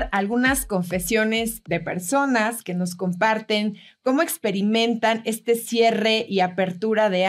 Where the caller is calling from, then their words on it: Bogotá, Colombia; Hola Coca, buenas tardes. … de Bogotá, Colombia. Yo trabajé el año pasado durante 20 años, más de 20 años, por una forma de contratación aquí en Colombia que se llama por nómina.